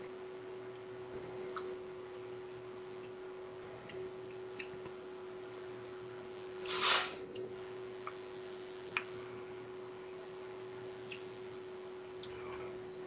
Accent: California, United States; Cali, baby. Straight. Cali. From, like, not

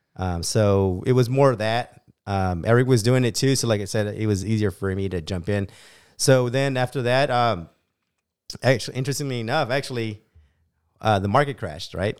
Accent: Bakersfield, California, United States; born and raised in Bakersfield, California

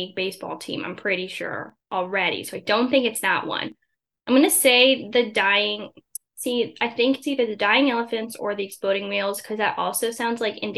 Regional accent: Virginia, United States; I'm from Virginia

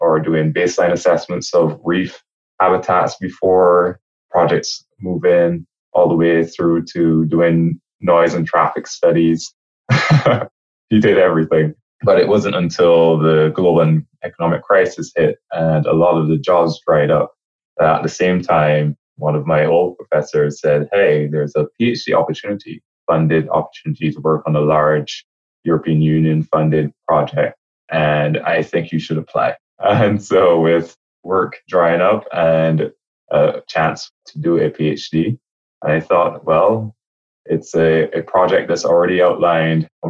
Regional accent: Barbados; moved away as an adult; also born or lived in Halifax, Nova Scotia; I'm from Barbados.

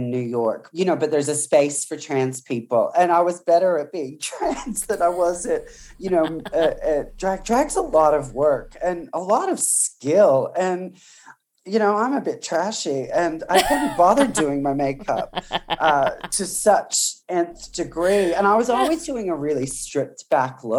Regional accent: country Victoria, Australia; I was born in country Victoria into a pretty kind of working class family.

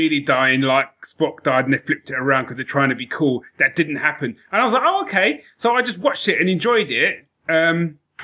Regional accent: London, United Kingdom; accent: Cockney; everyone's a Cockney, because that's the only accent I could do, which, funnily enough, is my own accent

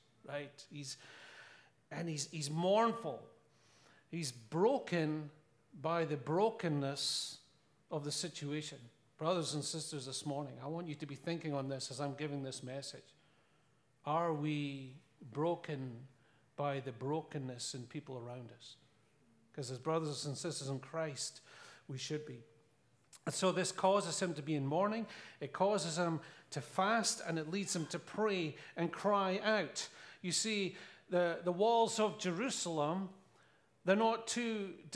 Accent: Scotland, United Kingdom; I'm from Scotland

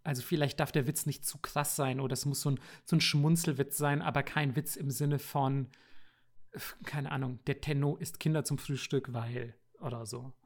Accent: Bavaria, Germany; also born or lived in Japan; weil ich hier aus Bayern komme

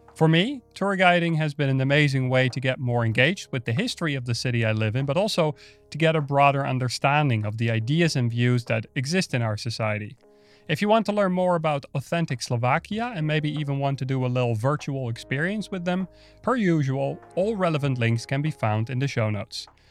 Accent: Netherlands; now in Berlin, Germany; I'm Dutch myself, so I'm not from Berlin

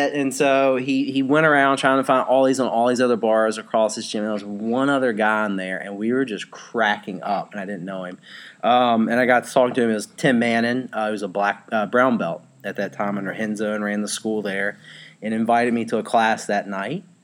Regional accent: western Virginia, United States; I'm born and raised in Virginia. I grew up in the western part of the state.

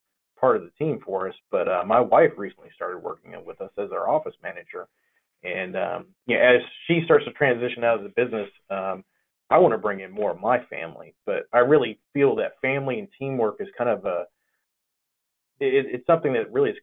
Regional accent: Gulf Coast of Florida, Alabama, the South, United States; moved away; And I'm originally from the South. I'm from Gulf Coast of Florida, Alabama

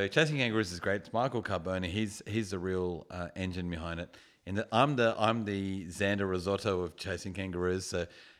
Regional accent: Balmain, New South Wales, Australia; So I grew up living in Balmain, constantly went to Leichhardt, watched those games.

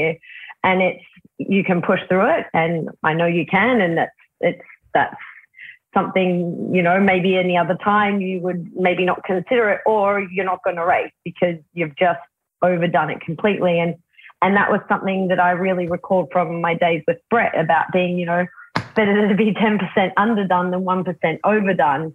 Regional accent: Australia; I am an Australian.

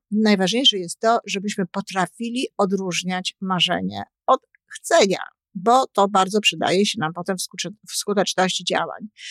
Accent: Poland; ja się wychowywałam w okresie PRL-u

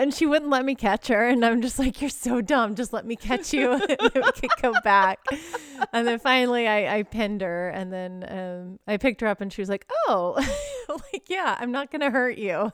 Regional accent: Texas, United States; I grew up in Texas, so high school football

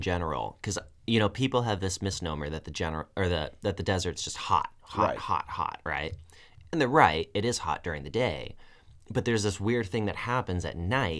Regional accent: Tucson, Arizona, United States; I'm from Tucson, and I remember growing up, I lived in Tucson for 20-some-odd years, twice.

